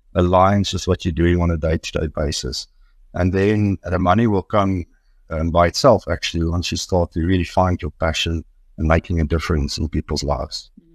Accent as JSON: {"language": "English", "town": "Brits", "region": "North West", "country": "South Africa", "tie": "born or raised there", "said": "I grew up actually in Brits here outside Victoria"}